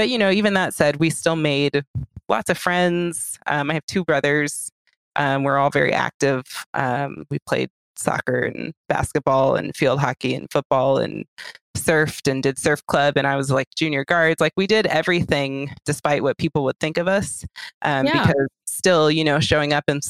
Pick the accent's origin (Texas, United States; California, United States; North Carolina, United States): California, United States; Orange County; I grew up in Orange County.